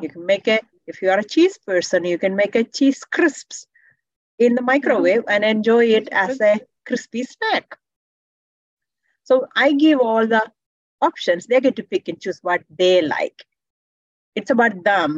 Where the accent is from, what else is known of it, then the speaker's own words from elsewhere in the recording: India; now in Canada; I'm from India, tropical weather